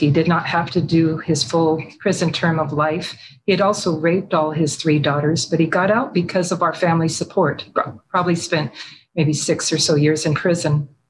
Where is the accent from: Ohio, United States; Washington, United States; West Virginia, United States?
Washington, United States; also born or lived in Michigan; My childhood, I was born in Michigan. My father was a captain in the Air Force. And then I spent a lot of my childhood and young adult life near McCord Air Force Base in Washington. We moved there when I was 3 years old.